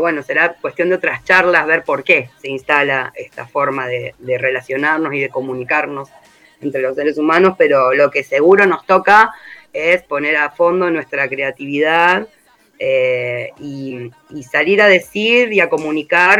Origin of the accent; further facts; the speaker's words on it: Rosario, Santa Fe, Argentina; moved away as an adult; now in Merlo, Argentina; yo no soy oriunda de acá, soy de Rosario